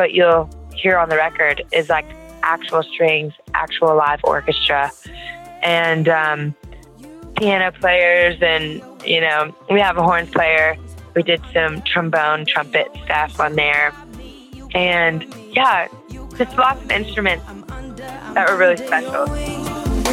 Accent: Louisiana, United States; I'm from Louisiana, and you know, you go into any music place in Louisiana and it is alive.

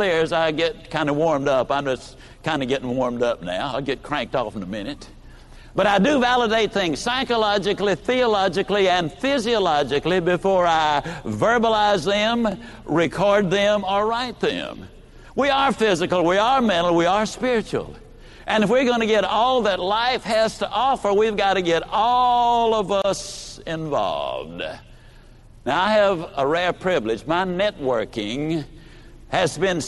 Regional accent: Yazoo City, Mississippi, United States; also born or lived in Lower Alabama; I was born in L.A. That's Lower Alabama. I was raised in Yazoo City, in Mississippi

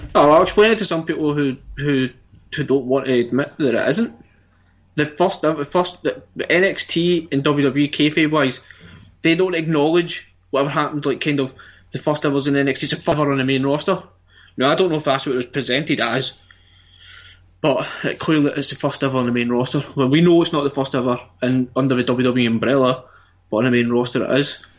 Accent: Scotland, United Kingdom; we're Scottish

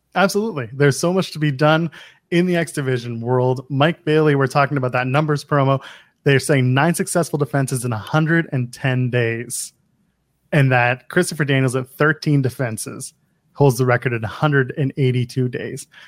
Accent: Canada; I'm Canadian

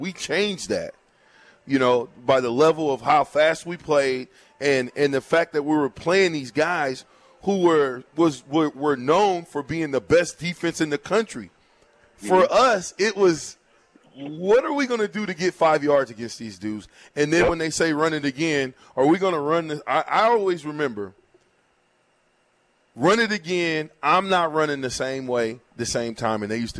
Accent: Nebraska, United States; yet and still, we're from Nebraska.

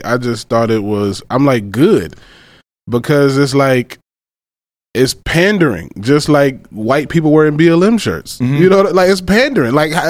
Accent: Macon, Georgia, United States; moved away; also born or lived in Florida; I grew up in Macon, Georgia.

